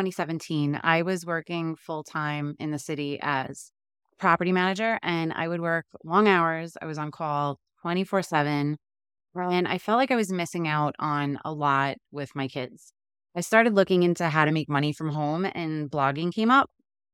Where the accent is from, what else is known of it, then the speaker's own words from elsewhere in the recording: New York City, New York, United States; moved away as an adult; also born or lived in Long Island / Staten Island; now in Cranford, United States; I was born and raised in Queens, New York, right next to Aqueduct Racetrack. I lived there until I went to college, which was out in Long Island.